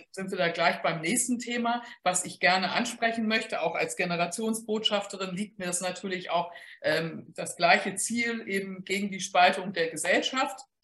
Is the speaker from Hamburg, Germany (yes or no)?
yes; Hamburg, Germany; ich als Hamburgerin